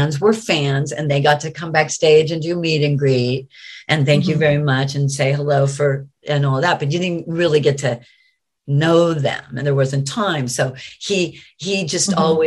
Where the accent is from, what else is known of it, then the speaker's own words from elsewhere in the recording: United States; I'm American